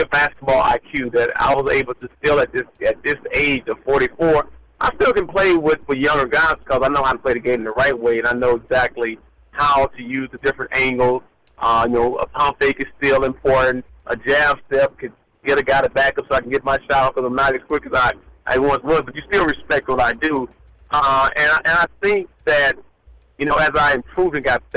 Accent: Brownsville, Tennessee, United States; moved away as an adult; also born or lived in Kentucky; my hometown, Brownsville, Tennessee

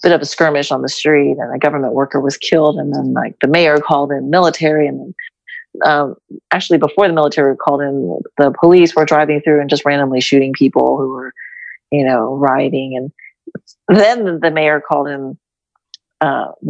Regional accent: United States; also born or lived in Houston / San Antonio / Atlanta; I grew up in the United States

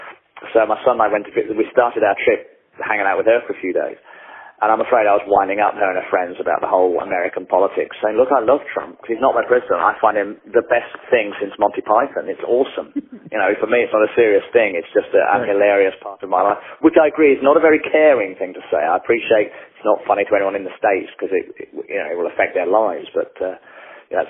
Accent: England, United Kingdom; I'm English

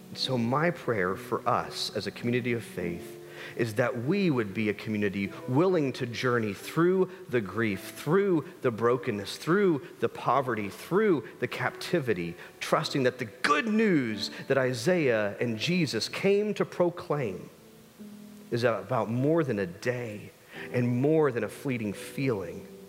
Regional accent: United States; As an American people

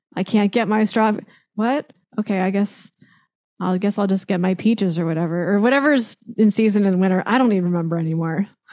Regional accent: California, United States; also born or lived in Illinois; born and raised in California

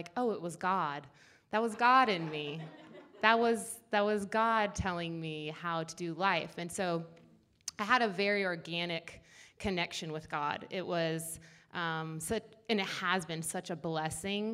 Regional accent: Seattle, Washington, United States; I was born in Seattle and grew up there.

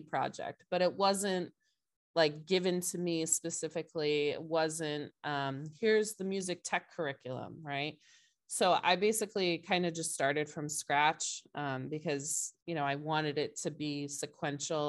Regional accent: Brewster, Massachusetts, United States; I grew up in Brewster, which is a little bit further out on the Cape

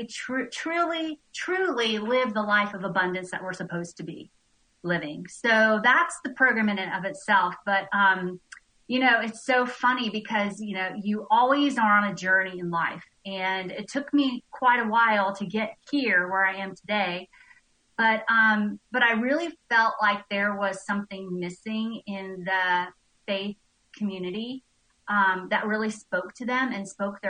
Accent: Nashville, Tennessee, United States; also born or lived in Tampa, Florida; now in Bishop, Georgia, United States; I'm from Nashville, Tennessee.

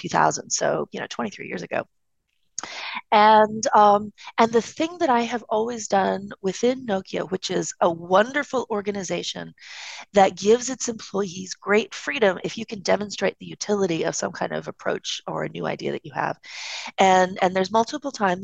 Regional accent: East Coast, United States; I'm from the East Coast

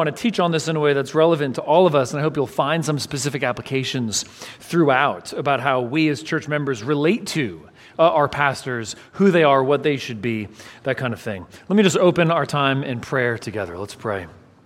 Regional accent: San Francisco Bay Area, California, United States; also born or lived in Los Angeles; I grew up in the San Francisco Bay Area from a young age.

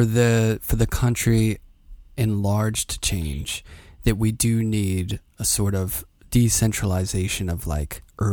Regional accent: Pittsburgh, Pennsylvania, United States; The city needs you. I'm from Pittsburgh and I feel like there's enough there.

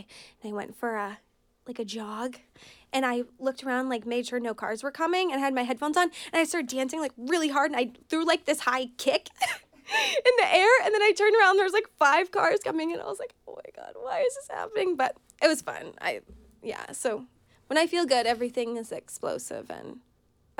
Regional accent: Brattleboro, Vermont, United States; I grew up in Brattleboro, Vermont, which is artsy, eccentric type of town.

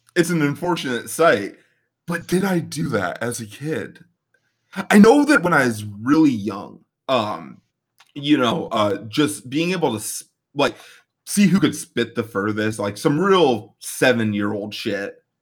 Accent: Midwest, United States; we are both from the Midwest

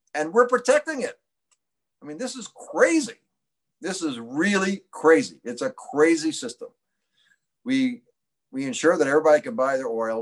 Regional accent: Indianapolis, Indiana, United States; I'm from Indianapolis

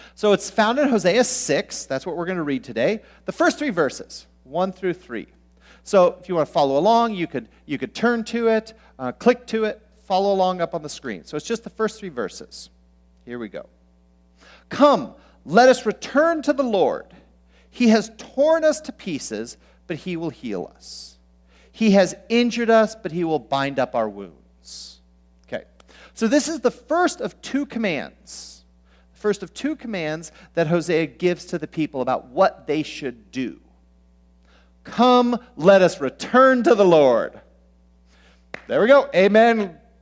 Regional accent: Southern California, United States; now in Minnesota, United States; I grew up in Southern California where there's basically just two seasons

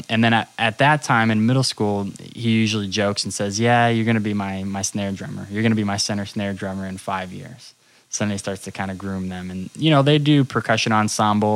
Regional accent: Dartmouth, Massachusetts, United States; now in Southern California, United States; originally from Massachusetts. So South Coast, Mass, Dartmouth

